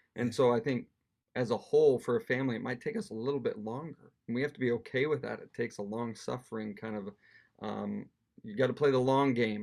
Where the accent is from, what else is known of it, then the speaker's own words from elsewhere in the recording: Wyoming, United States; moved away as an adult; now in Edinburgh, United Kingdom; we come from Wyoming, which is quite rural. You know, the biggest town we ever lived in was thirty thousand